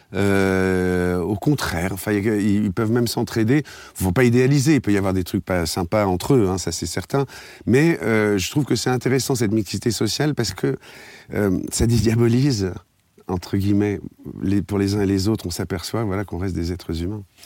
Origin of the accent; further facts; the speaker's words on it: Paris, Île-de-France, France; je suis un Parisien d'origine